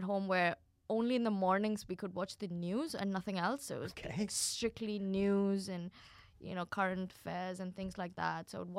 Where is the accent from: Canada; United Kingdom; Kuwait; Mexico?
Kuwait; No, so I grew up in Kuwait.